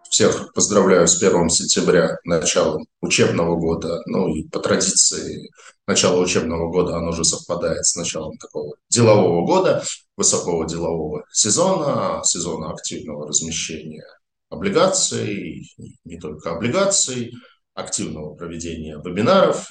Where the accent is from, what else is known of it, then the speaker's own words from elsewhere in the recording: Saint Petersburg, Russia; я, как питерский житель